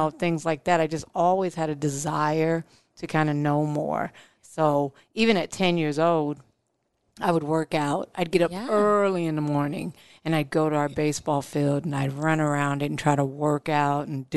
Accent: Omaha, Nebraska, United States; I grew up in South Omaha, and it was me and three other siblings, mom and dad

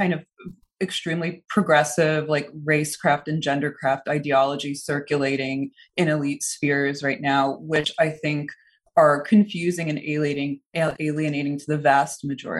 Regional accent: New Jersey, United States; English is a second language; also born or lived in Moscow, Russia; And I was born in Moscow, and I came to the United States when I was 5 years old and settled in New Jersey with my family.

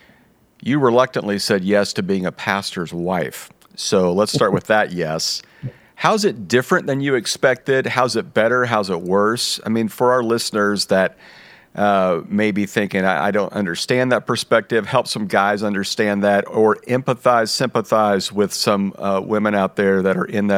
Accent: Midwest, United States; moved away; I'm from the Midwest and I saw church done a certain way.

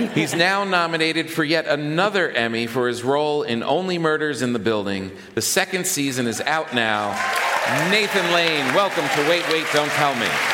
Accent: New York City, New York, United States; as a New Yorker

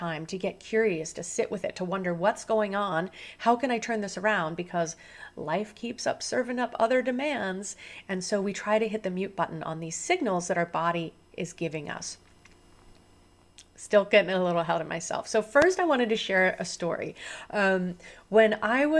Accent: Central Illinois, United States; now in Southern California, United States; I was born here in Southern California, where I live now, but I was raised on a farm in Central Illinois

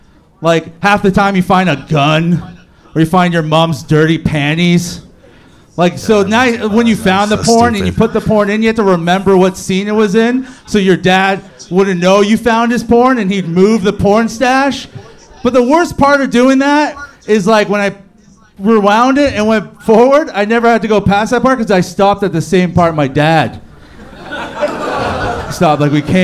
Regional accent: Hamilton, Ontario, Canada; Outside of Toronto, Hamilton.

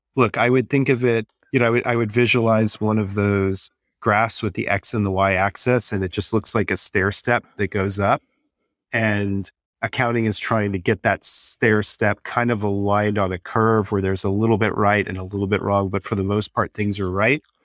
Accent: Texas, United States; I'm from Texas, so I, I was in the Enron world

